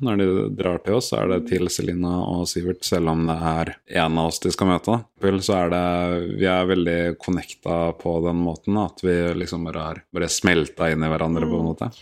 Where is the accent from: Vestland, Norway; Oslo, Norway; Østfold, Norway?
Oslo, Norway; jeg er født og oppvokst på Ekeberg her i Oslo